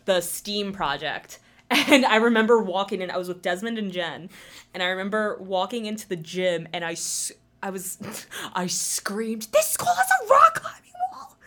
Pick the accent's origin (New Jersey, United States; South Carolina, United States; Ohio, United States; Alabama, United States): New Jersey, United States; moved away as an adult; now in Massachusetts, United States; I grew up in New Jersey. I lived there till I was eighteen and then moved up here.